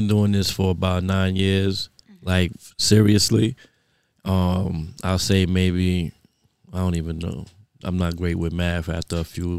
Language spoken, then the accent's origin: English; New York City, New York, United States; So I was born in Fort Greene.